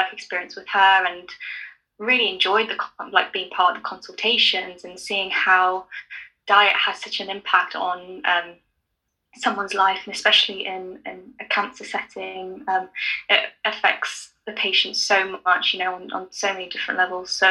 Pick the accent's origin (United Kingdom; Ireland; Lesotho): United Kingdom; London; also born or lived in Nottingham; Even though I'm from London, I've spent most of my life in London